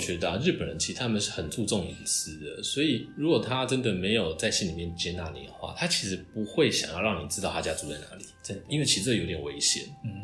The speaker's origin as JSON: {"language": "Chinese", "country": "Taiwan", "moved": "yes", "lives_now": "Japan", "said": "我就是台湾人"}